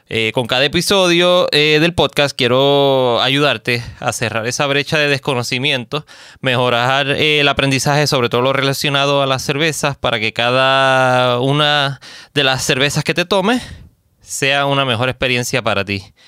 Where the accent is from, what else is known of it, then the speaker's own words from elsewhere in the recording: Puerto Rico; vengo directo desde la isla del encanto, Puerto Rico